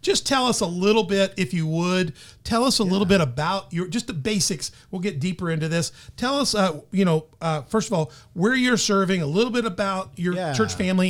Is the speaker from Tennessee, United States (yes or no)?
yes; Tennessee, United States; I'm from Tennessee.